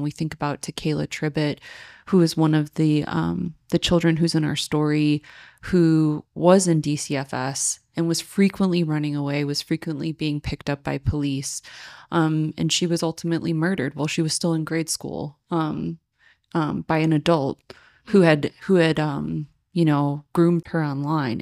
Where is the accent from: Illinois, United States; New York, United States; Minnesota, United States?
Illinois, United States; Joliet; I grew up in Joliet